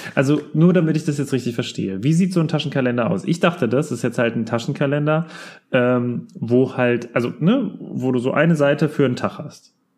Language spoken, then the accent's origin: German; Rödermark, Hesse, Germany; wir kommen ja aus Rödermark. Und bei uns gab es mal, ähm, eine Kinderspielstadt